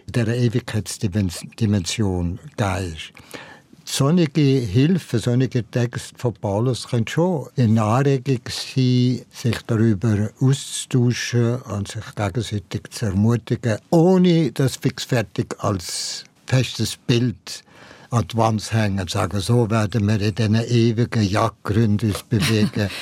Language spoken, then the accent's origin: German; Valais, Switzerland; in meiner Jugend im Wallis